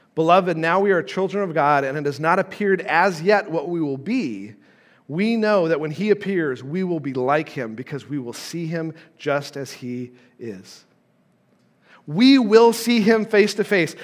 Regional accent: Carson City, Nevada, United States; moved away as an adult; also born or lived in Southern Illinois; I grew up in Carson City, Nevada, okay, and I moved to Southern Illinois

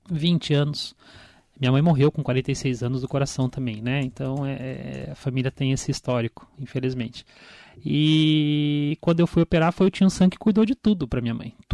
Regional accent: Biritibo Sul, Brazil; Eu sou de Biritibo Sul, nascido e criado em Biritibo Sul.

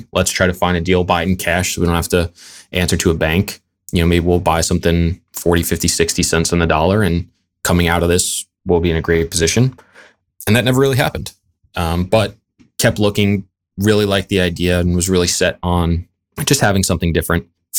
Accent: Long Island, New York, United States; moved away as an adult; also born or lived in Brooklyn, New York / Massachusetts; now in Jacksonville, United States; Yeah, born and raised Long Island, New York. Lived there my whole life. I went to Hofstra University, which is also on Long Island. I did 1 year up in Massachusetts right out of school and then moved back because I missed it so much.

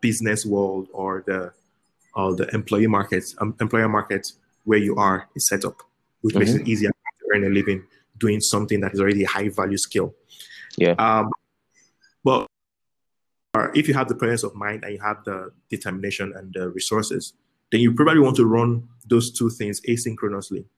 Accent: Lagos, Nigeria; also born or lived in Benin City, Nigeria; I was born in Lagos. I spent a few years in Benin as a kid, but I spent most of my time in Lagos

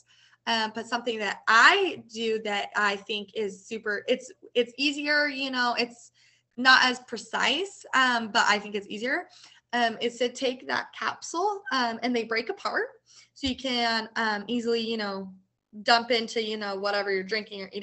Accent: Colorado, United States; now in Oklahoma, United States; I'm actually from Colorado.

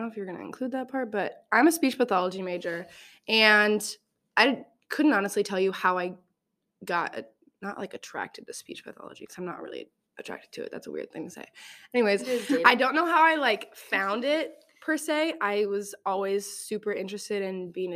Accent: Nebraska, United States; I'm from Nebraska

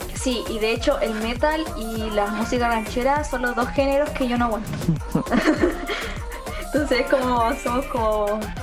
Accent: Punitaqui, Coquimbo, Chile; first language Spanish; Yo soy de Punitaqui, la cuarta región

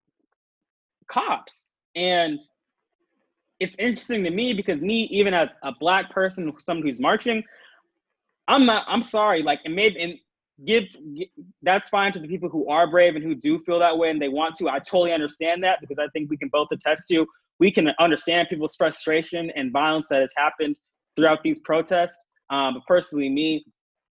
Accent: Modesto, California, United States; my hometown, Modesto, California

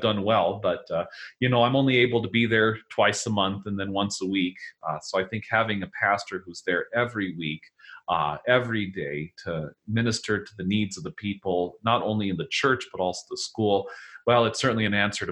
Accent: Denver, Colorado, United States; moved away; I'm from Denver. My parents and my sister and her husband still live down there.

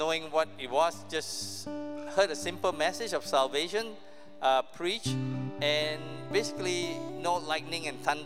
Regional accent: Malaysia; moved away; I grew up in Malaysia, not here

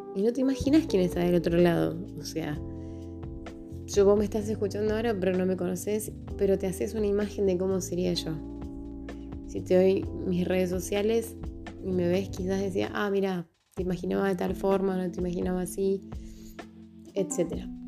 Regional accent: Tucumán, Argentina; tengo 30 años, soy de Tucumán

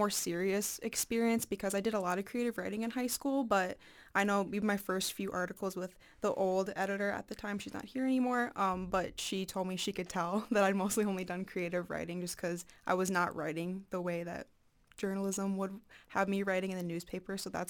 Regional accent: Eau Claire, Wisconsin, United States; So I'm from Eau Claire, Wisconsin, just right over the state border there, and I'm a journalism major here, and I'm a sophomore.

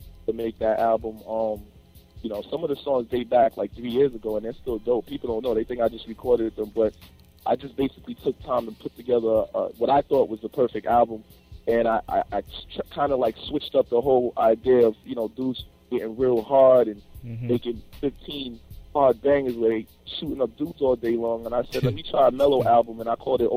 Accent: New York, United States; I'm from New York

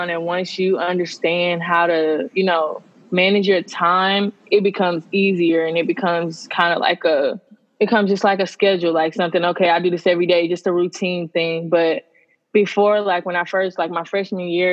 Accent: Grand Prairie, Texas, United States; Well, Grand Prairie, Texas, but if you guys don't know, it's around Dallas

